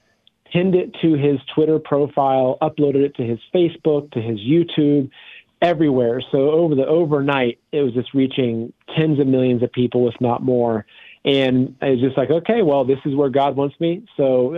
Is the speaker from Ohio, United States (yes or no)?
yes; Plain City, Ohio, United States; moved away as an adult; also born or lived in New York City; I grew up in very simple Midwestern Ohio in a little town called Plain City, farming